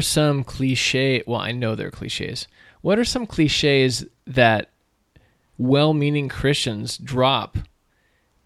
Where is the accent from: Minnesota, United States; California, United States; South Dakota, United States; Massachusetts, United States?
California, United States; we're from California. We don't have like dude bro speech, but we're Californians